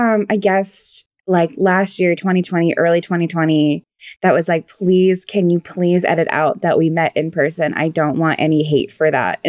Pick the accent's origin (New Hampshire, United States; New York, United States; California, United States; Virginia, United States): Virginia, United States; So I'm from Virginia. I always make it weird. My dad was in the military, so we moved around a lot. Yeah. But I always just say, like, Virginia. Like, that's where we, like, settled.